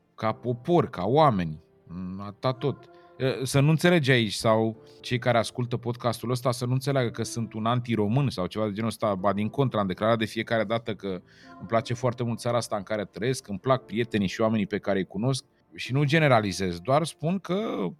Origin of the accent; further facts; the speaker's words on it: Romania; am crescut lângă Dunăre